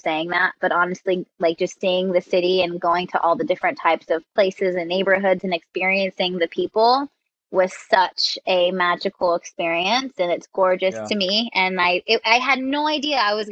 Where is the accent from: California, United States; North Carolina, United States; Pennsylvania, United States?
California, United States; Stockton; moved away as an adult; now in San Diego, United States; I'm from Stockton, California